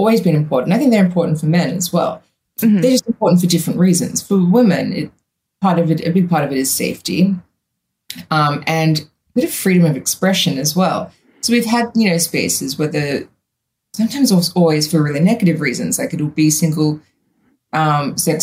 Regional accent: Australia; also born or lived in United States; when I moved home from the States

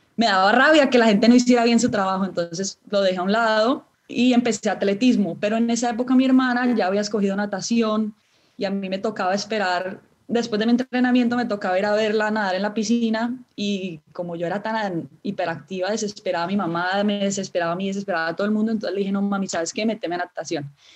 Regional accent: Cali, Valle del Cauca, Colombia; soy nacida en Cali, caleñísima

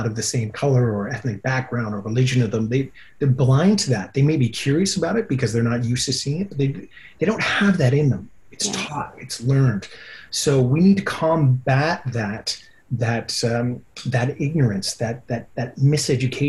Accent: Whitehorse, Yukon, Canada; I grew up in the Yukon

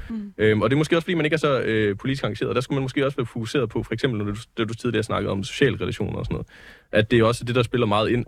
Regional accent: Jutland, Denmark; jeg er jo jyde

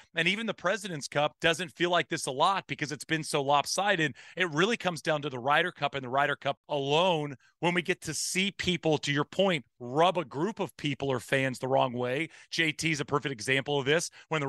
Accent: United States; I'm an American.

